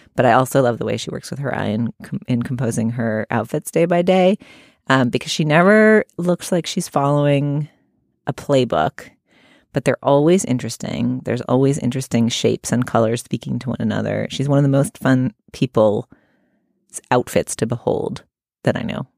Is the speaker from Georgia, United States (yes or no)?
no; Boston, Massachusetts, United States; moved away; growing up in New England and in Boston in particular